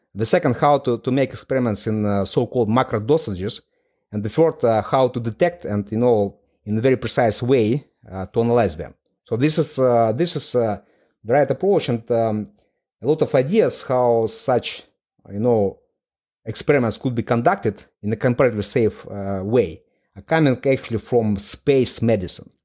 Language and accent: English; Moldova; English is a second language; moved away as an adult; now in London, United Kingdom; I was born in Moldova. It's a very small country in, in Eastern Europe.